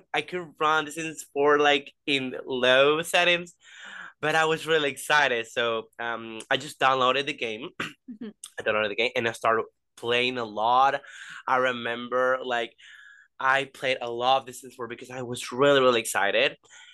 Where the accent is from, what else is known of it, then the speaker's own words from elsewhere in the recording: Venezuela; I'm from Venezuela. So yeah, I'm from Latin, like South America.